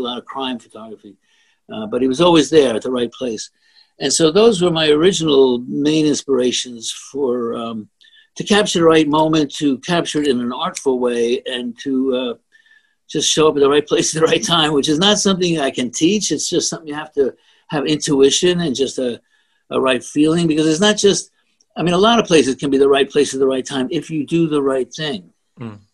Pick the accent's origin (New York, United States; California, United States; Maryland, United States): New York, United States; I am a New Yorker